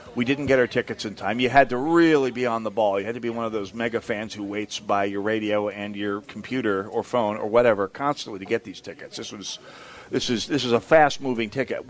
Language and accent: English; St. Paul, Minnesota, United States; I'm from St. Paul, where it's even more so